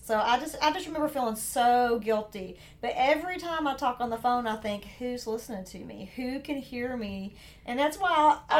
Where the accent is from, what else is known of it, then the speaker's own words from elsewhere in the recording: the South, United States; accent: southern; my southern accent.